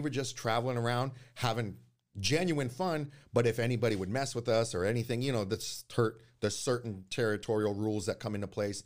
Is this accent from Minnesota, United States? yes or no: no; Oakland, California, United States; also born or lived in Hayward; I was born in Oakland, uh, January fifteenth, nineteen eighty-nine